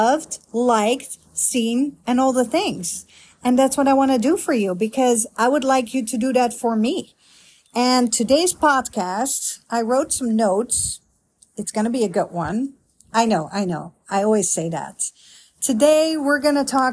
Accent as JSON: {"language": "English", "country": "Netherlands", "tie": "born or raised there", "moved": "as an adult", "lives_now": "Grapevine, United States", "said": "I am a Dutch girl, born and raised in Holland"}